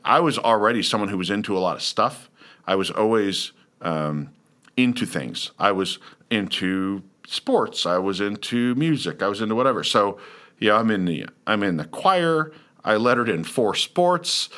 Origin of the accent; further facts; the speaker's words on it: Lawrence, Kansas, United States; moved away; also born or lived in Brooksville, Florida; I was from Lawrence, Kansas, which is a college town